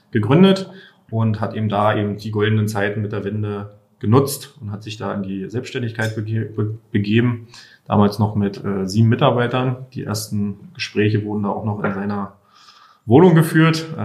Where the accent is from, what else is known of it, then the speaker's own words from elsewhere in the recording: Köpenick, Berlin, Germany; Und ähm, ich komme persönlich komme aus Köpenick. Da ist trotzdem eher ja, Einfamilien, Idylle, Grün